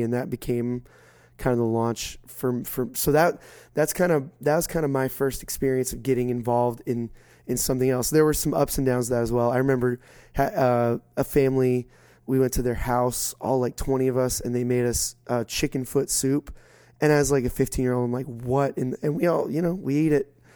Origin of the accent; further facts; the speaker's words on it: South Florida, United States; I grew up in South Florida